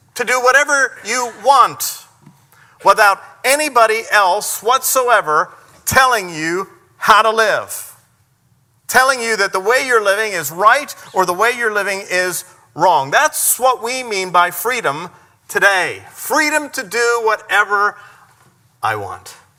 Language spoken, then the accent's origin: English; United States; the freedoms that we enjoy as American people